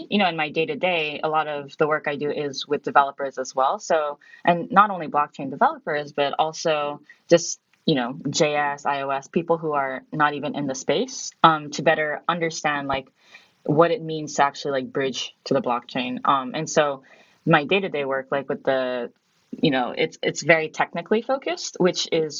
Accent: Myanmar; also born or lived in Japan; So I grew up abroad. So I'm Japanese, and I grew up in Myanmar.

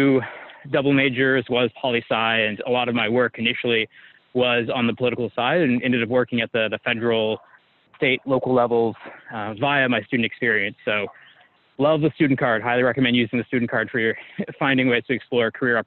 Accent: San Diego, California, United States; my growing up in San Diego, very beautiful area, part of the world

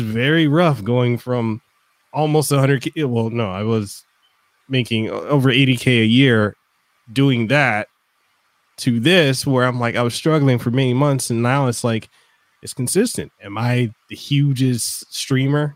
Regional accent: Samoa; English is a second language; now in Hawaii, United States; i'm originally from western samoa so for me english isn't my native language

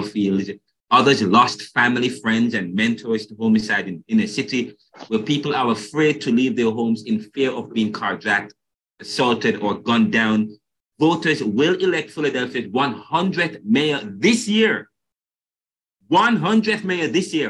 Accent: Jamaica; moved away; I'm from Jamaica

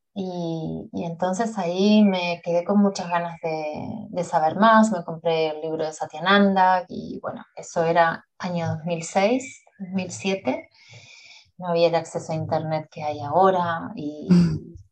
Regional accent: Montevideo, Uruguay; also born or lived in Buenos Aires, Argentina; yo nací en Buenos Aires, pero cuando tenía seis, a punto de cumplir siete años, eh, con mi familia, con mi madre y mi hermano, nos mudamos a Uruguay, a Montevideo.

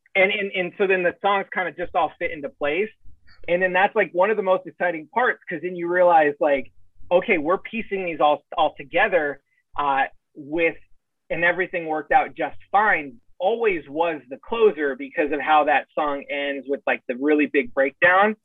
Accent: San Diego, California, United States; I'm from San Diego

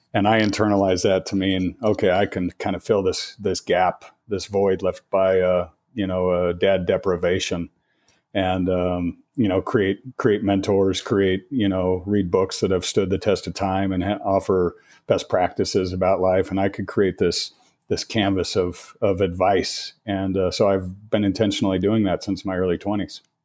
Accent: Colorado, United States; born and raised in Colorado, been here, uh, over fifty years

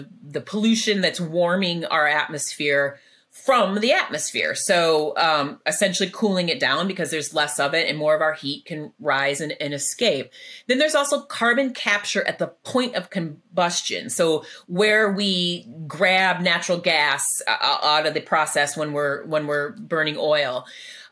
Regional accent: Illinois, United States; I'm from Illinois.

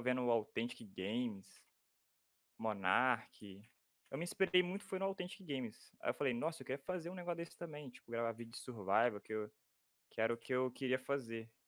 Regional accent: Minas Gerais, Brazil; moro em Minas Gerais

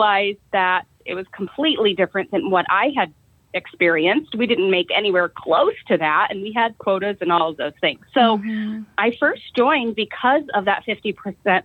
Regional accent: Eden, Ohio, United States; I'm from Eden, Ohio. It's a really small town right in the northwest corner of Ohio

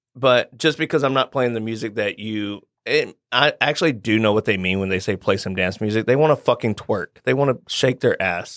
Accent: Nashville, Tennessee, United States; also born or lived in Johnson City, Tennessee; I am born and raised East Nashville

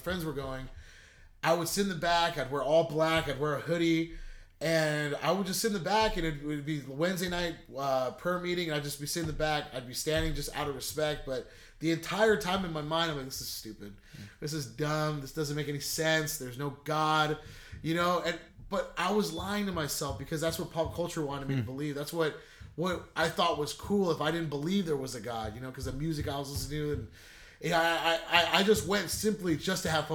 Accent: La Quinta, California, United States; I grew up in La Quinta, California, and I grew up in the Cove

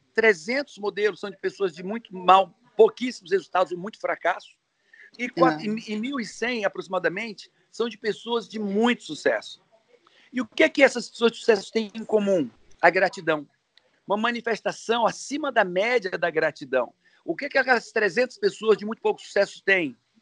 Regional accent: Ceará, Brazil; sou cearense

